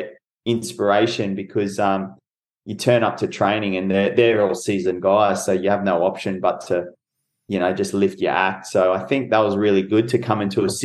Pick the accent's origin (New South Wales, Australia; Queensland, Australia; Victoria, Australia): Queensland, Australia; Brisbane; my debut would have been in my hometown where my family could have watched.